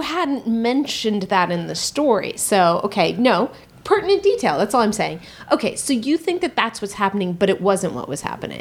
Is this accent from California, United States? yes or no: yes; Marin, California, United States; I grew up in Marin